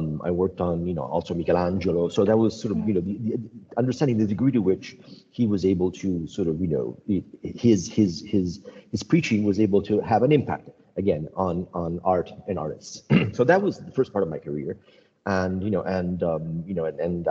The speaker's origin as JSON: {"language": "English", "town": "Rome", "region": "Lazio", "country": "Italy", "tie": "born or raised there", "also_born_or_lived": "United States", "moved": "as an adult", "said": "When I grew up in Rome, I lived in Rome, I went to college in America"}